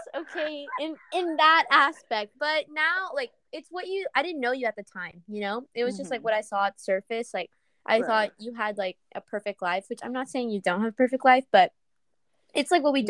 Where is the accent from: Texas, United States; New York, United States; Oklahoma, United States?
Texas, United States; San Marcos; Yeah, I'm from San Marcos. Like, I'm hours away.